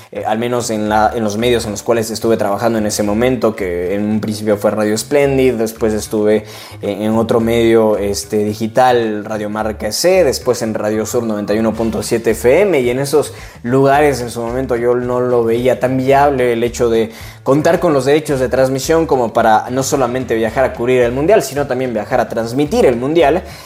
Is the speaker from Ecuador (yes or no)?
yes; Cuenca, Azuay, Ecuador; soy de Cuenca, Ecuador